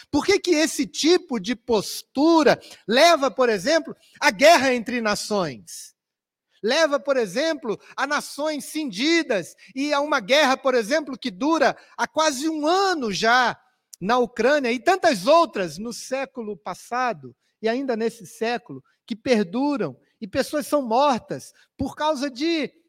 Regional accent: Rio de Janeiro, Brazil; Na minha cidade natal, ou onde eu fui criado, no Rio de Janeiro, havia uma fábrica de tecidos que lançava produtos químicos no rio

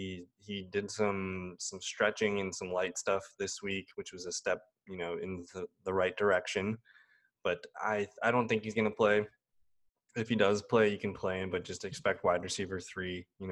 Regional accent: Green Bay, Wisconsin, United States; now in Milwaukee, United States; I'm from Green Bay. I live in Milwaukee.

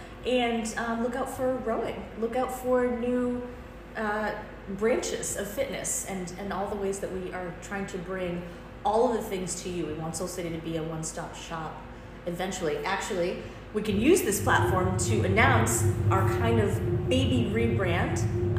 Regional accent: United States; born there; Mine would be, I am American by birth, but 100% Bajan. My parents are from Barbados, both of them. I'm Caribbean American

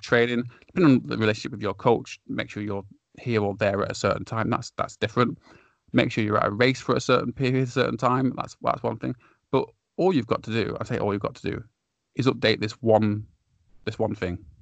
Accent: United Kingdom; as a Brit

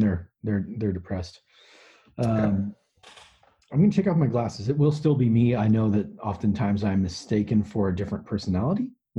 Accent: Mexico; That's how we do it in the land that is just north of my home country, Mexico.

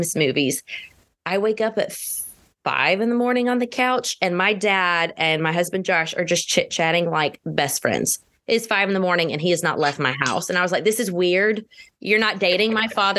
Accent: Georgia, United States; I am from Georgia.

